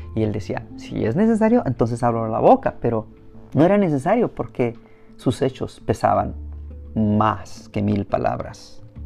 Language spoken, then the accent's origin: Spanish; Mexico; now in United States; como mexicano